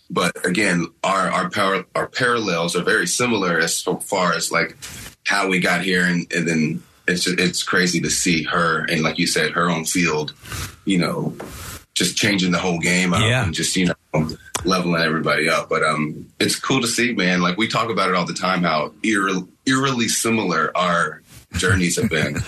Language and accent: English; Paducah, Kentucky, United States; I'm actually from Kentucky